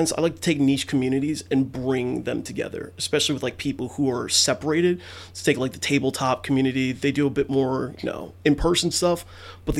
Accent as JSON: {"language": "English", "town": "Mount Vernon", "region": "New York", "country": "United States", "tie": "born or raised there", "said": "Still born and raised there, right in Mount Vernon, Yonkers area. And I've been here all my life"}